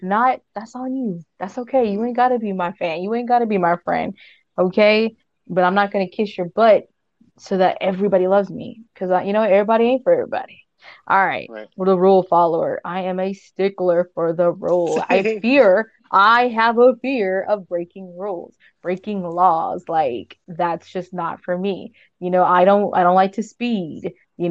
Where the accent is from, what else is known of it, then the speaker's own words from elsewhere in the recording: Southern California, United States; I am from Southern California.